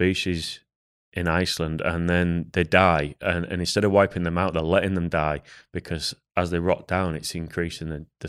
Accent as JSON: {"language": "English", "region": "England", "country": "United Kingdom", "said": "I'm English."}